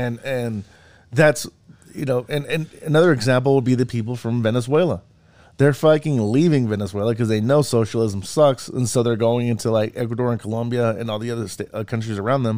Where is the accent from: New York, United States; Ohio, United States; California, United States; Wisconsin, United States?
California, United States; moved away; also born or lived in Utah; I'm from California, but we left her in the early 90s. My parents bought a house in Utah.